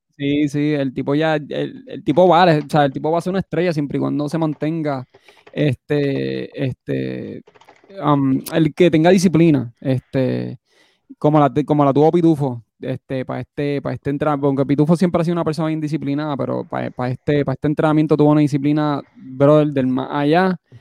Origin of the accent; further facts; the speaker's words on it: Puerto Rico; moved away; yo siendo puertorriqueño